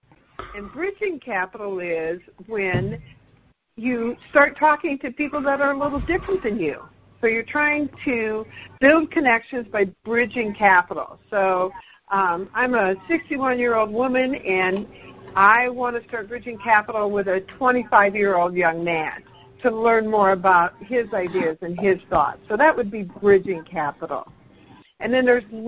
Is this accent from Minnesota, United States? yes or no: no; Hampton, Iowa, United States; I came from Hampton, Iowa, that was a Main Street community